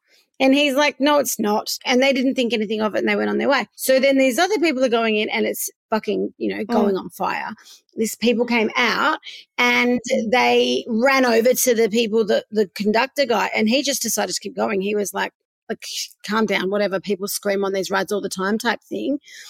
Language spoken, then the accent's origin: English; Melbourne, Victoria, Australia; also born or lived in Perth; Now, I'm half from Perth, half from Melbourne. And when I was in Melbourne, I always lived in St Kilda.